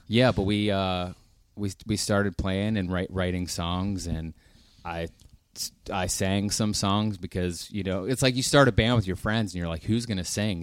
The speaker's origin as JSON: {"language": "English", "town": "Pittsburgh", "region": "Pennsylvania", "country": "United States", "also_born_or_lived": "Nashville", "said": "I'm from Pittsburgh"}